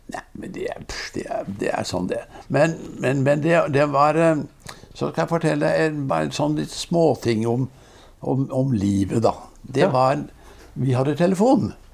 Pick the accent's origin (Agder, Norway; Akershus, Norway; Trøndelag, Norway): Agder, Norway; Risør; vi vokste opp i, i Risør